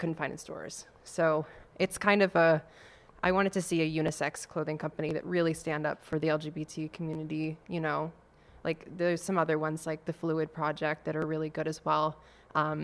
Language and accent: English; central Maine, United States; moved away as an adult; now in Boston, United States; I'm from Maine